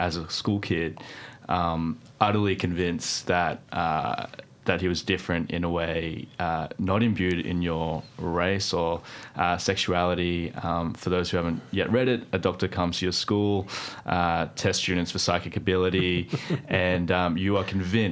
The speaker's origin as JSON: {"language": "English", "country": "Philippines", "moved": "yes", "said": "I'm Filipino"}